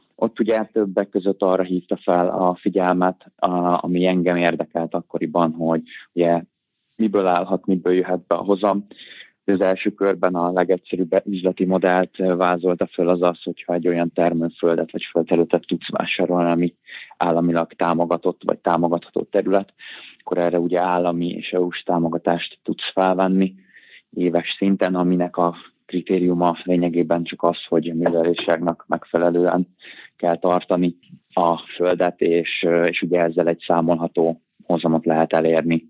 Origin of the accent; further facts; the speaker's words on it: Budapest, Hungary; Budapesten nevelkedtem, itt is nektem fel